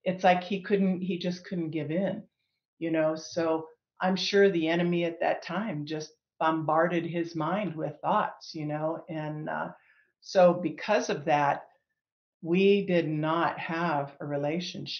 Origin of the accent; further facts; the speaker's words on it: Northeast Ohio, United States; moved away as an adult; now in Colorado, United States; I'm originally from Northeast Ohio. I was born and raised there